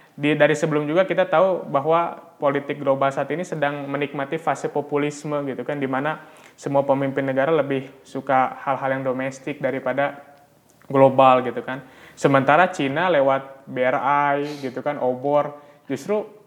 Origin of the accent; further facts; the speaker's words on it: Bandung, West Java, Indonesia; saya memang orang asli Bandung